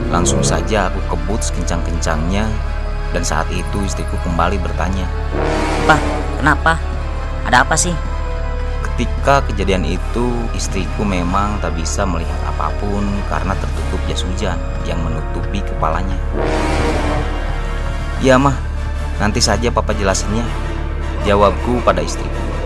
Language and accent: Indonesian; Majalengka, West Java, Indonesia; born there; Aku lahir di Majalengka.